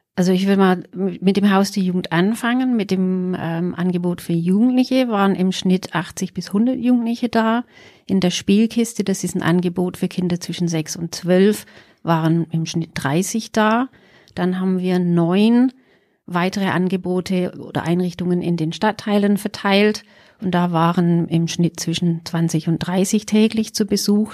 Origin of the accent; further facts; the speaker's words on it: England, United Kingdom; now in Pforzheim, Germany; Also, ich bin gebürtige Engländerin